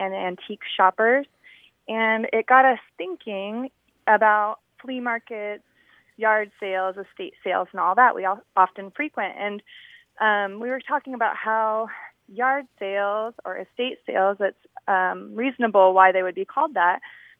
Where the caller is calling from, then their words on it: Orange County, California, United States; I'm calling from Orange County.